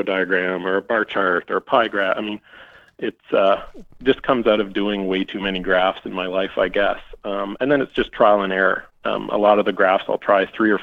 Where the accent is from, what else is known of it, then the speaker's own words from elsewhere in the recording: Atlantic Canada, Canada; growing up in Eastern Canada